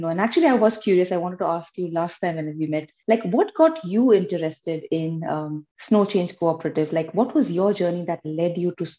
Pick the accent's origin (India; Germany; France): India; also born or lived in Helsinki, Finland; now in Kuopio, Finland; I'm coming from India